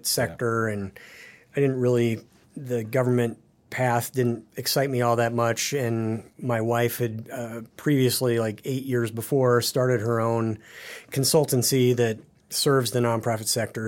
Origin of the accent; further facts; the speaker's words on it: Paxton, Nebraska, United States; now in Excelsior, Minnesota, United States; I grew up in the North Platte River Valley